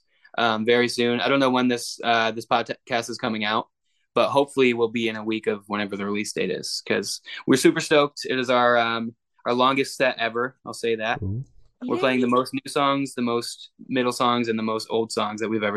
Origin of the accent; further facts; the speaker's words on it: upstate New York, United States; my hometown, upstate New York